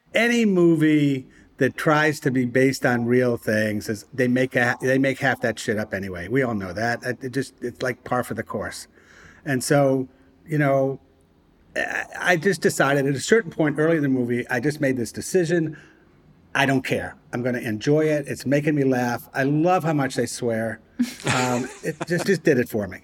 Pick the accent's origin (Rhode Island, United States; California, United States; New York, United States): Rhode Island, United States; Providence; moved away; my hometown, Providence, Rhode Island